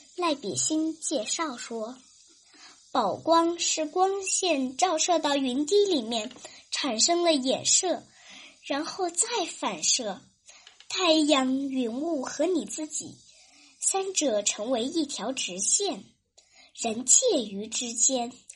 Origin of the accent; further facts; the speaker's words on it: Hefei, Anhui, China; 我是来自安徽省合肥市的主播